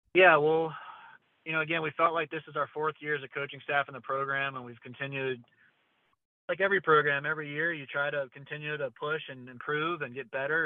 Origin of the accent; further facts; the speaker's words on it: Charlotte, North Carolina, United States; this is my hometown. I grew up here in Southeast Charlotte and went to Myers Park High School